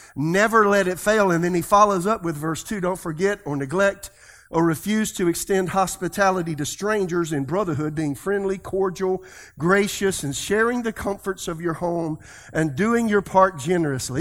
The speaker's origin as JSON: {"language": "English", "region": "South Carolina", "country": "United States", "said": "I'm from South Carolina. That's the way I talk"}